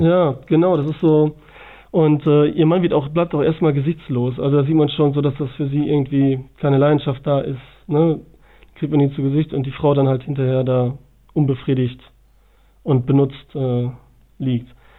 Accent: Bielefeld, North Rhine-Westphalia, Germany; Ich komme aus dem schönen Bielefeld.

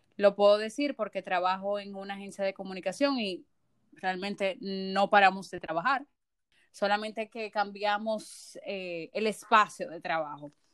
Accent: Dominican Republic; como ciudadanos dominicanos

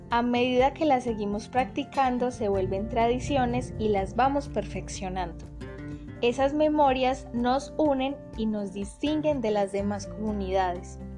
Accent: Colombia; somos colombianos.

